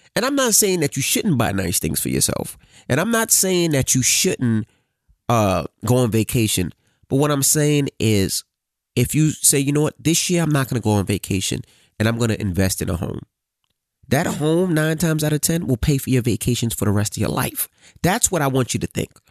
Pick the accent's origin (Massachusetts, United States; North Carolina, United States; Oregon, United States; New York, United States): New York, United States; New York City; I'm from Queens